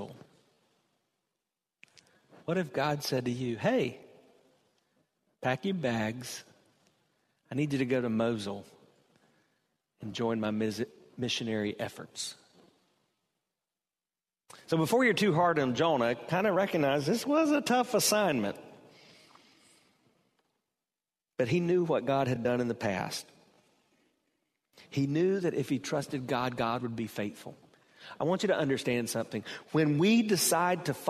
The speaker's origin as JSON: {"language": "English", "town": "Hartsville", "region": "South Carolina", "country": "United States", "tie": "born or raised there", "moved": "yes", "lives_now": "Temple Terrace, United States", "said": "I was born in Hartsville, South Carolina. I never intended to live in Temple Terrace, Florida"}